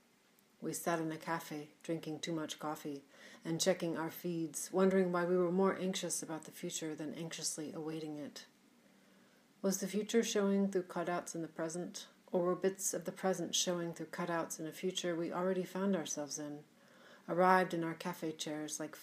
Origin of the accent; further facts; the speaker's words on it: Seattle, Washington, United States; my hometown of Seattle